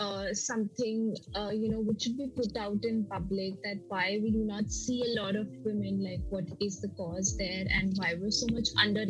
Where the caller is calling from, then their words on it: India; I'm joining from India, and I have been into this industry for over 5 years now.